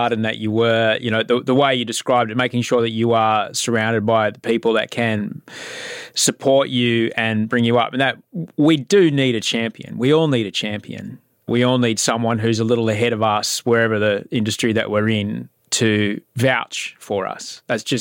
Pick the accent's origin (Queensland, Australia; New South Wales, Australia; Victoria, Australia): Queensland, Australia; I grew up in Queensland